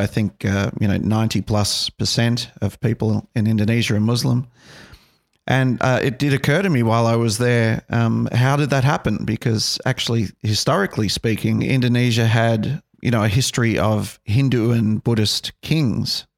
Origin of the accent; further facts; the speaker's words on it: Australia; growing up in Australia, uh, you know, I think we embrace all religions